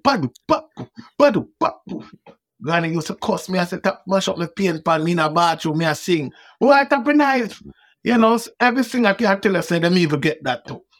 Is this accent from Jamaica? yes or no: yes; Kingston, Jamaica; I wasn't harassed by police growing up in Waterhouse